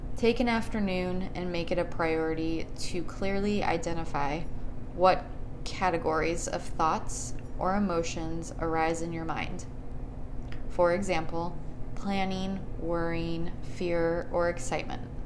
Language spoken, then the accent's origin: English; Chicago, Illinois, United States; now in Phoenix, United States; I am also from Chicago, born and raised. We moved to Phoenix in 1999